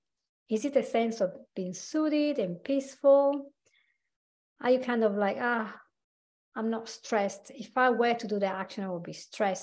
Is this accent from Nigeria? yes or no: no; Italy; accent: Italian; from my accent, you will know I'm actually Italian. I'm Anglo-Italian. So I was born in Italy. I grew up there